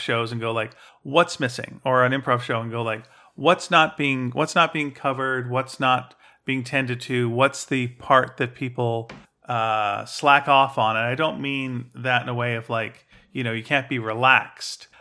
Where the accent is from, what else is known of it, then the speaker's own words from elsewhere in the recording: Canada; we have that Canadian shame